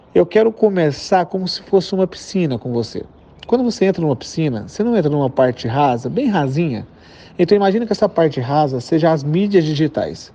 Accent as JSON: {"language": "Portuguese", "region": "interior of Minas Gerais", "country": "Brazil", "accent": "rolled/strong R of Minas", "said": "eu sou de Minas, então eu puxo muito R. E além de ser do interior de Minas"}